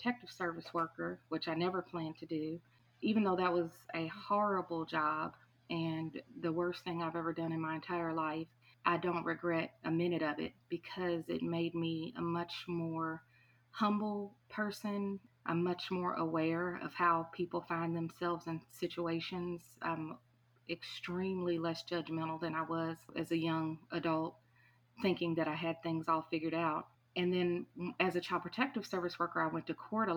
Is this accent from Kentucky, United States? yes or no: yes; Louisville, Kentucky, United States; also born or lived in Wichita, Kansas; I live here in Louisville, Kentucky. I was born in Wichita, Kansas, but I was raised here